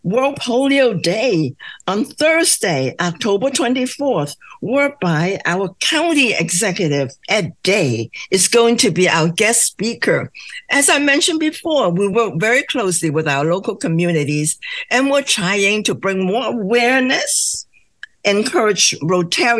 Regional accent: Hong Kong; now in United States; Originally, my hometown is Hong Kong

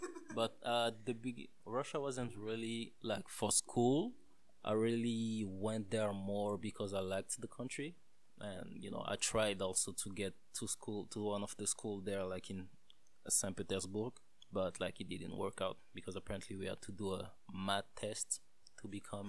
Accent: DR Congo; now in Canada; I'm from Congo, Central Africa, the real Congo, because apparently there are two of them.

